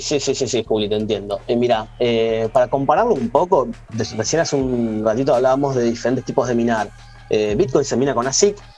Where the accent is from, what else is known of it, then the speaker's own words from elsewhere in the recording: Argentina; en Argentina, digamos, estamos un poquito cubiertos